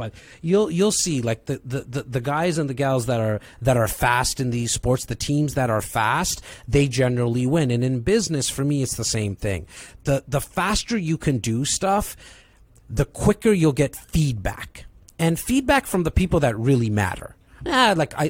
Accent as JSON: {"language": "English", "town": "Toronto", "region": "Ontario", "country": "Canada", "tie": "born or raised there", "said": "I'm a kid from Rexdale. It's a northern part of Toronto"}